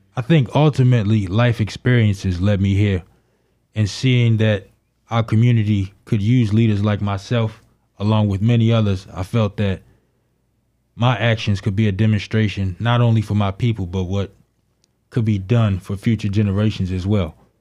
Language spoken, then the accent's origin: English; Baltimore, Maryland, United States; I grew up in Baltimore, Maryland, in Northwest Baltimore City.